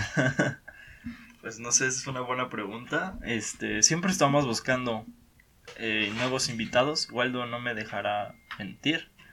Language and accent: Spanish; Mexico; Yo pienso que los mexicanos somos muy orgullosos de, de, nuestro, de nuestro país